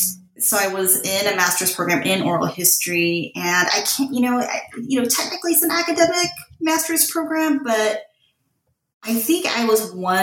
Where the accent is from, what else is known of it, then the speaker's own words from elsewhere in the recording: California, United States; I grew up in Southern California.